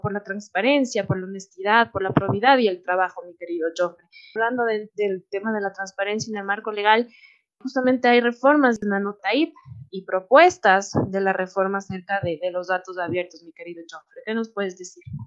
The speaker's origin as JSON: {"language": "Spanish", "country": "Ecuador", "said": "Como ecuatorianos y sobre todo como jóvenes"}